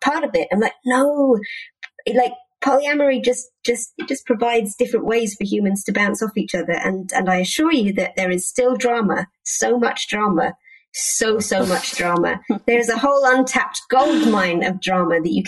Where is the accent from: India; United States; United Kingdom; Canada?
United Kingdom; as a British person